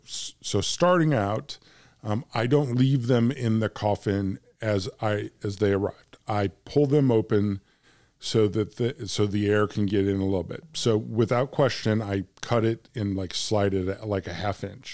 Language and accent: English; United States; I'm from America